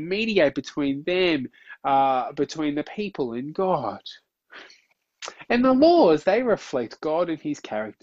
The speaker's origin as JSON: {"language": "English", "country": "Australia", "said": "as an Aussie"}